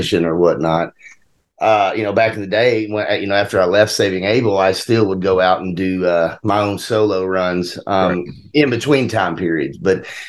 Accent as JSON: {"language": "English", "region": "Mississippi", "country": "United States", "tie": "born or raised there", "said": "We grew up in Mississippi, right on the Mississippi-Tennessee line"}